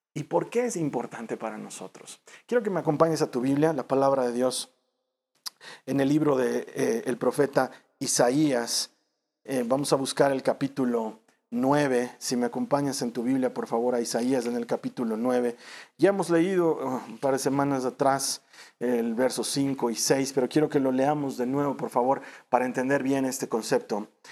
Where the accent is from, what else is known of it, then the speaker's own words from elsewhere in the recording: Bolivia; en mi país Bolivia